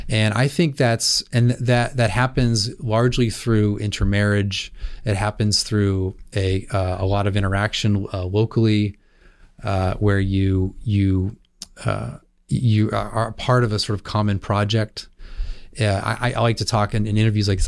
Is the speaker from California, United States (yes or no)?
yes; California, United States; I grew up in California